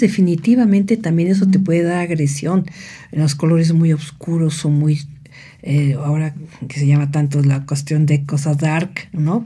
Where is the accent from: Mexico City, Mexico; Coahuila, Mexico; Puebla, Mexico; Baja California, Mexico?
Mexico City, Mexico; moved away as an adult; also born or lived in Cuernavaca, Morelos; now in State of Mexico, Mexico; nací en la Ciudad de México y vine a a esta preciosa ciudad de Cuernavaca hace casi 45 años.